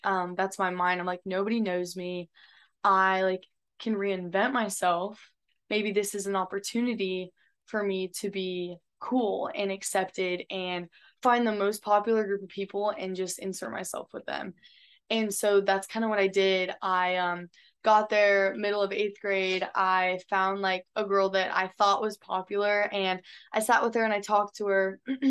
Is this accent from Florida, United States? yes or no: yes; Florida, United States; also born or lived in California / Texas / Louisiana; I'm from California. I was born there. And then I was raised in Florida, and then I came to Texas, and now I go to school in Louisiana.